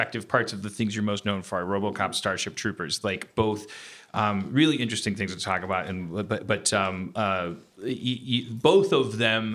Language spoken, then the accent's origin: English; Wisconsin, United States; moved away; being from Wisconsin